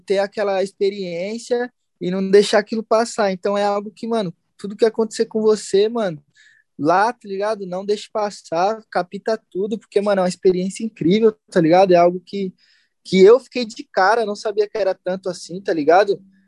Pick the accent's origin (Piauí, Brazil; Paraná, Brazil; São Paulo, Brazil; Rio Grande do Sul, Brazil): São Paulo, Brazil; Santo André; eu também sempre andei com os par meus parceiros aqui de Santo André